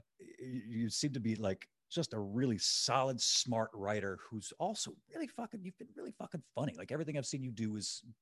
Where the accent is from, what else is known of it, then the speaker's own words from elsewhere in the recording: Mississippi Gulf Coast, United States; grew up 2 hours from there. I'm from the Mississippi Gulf Coast